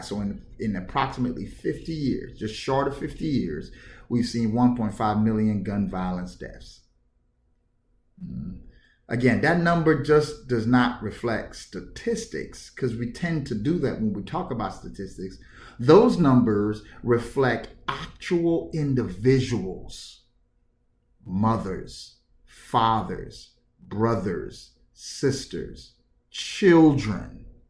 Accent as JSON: {"language": "English", "town": "New York City", "region": "New York", "country": "United States", "tie": "born or raised there", "said": "I grew up in New York City, in the hood, in Bedford Stuyvesant."}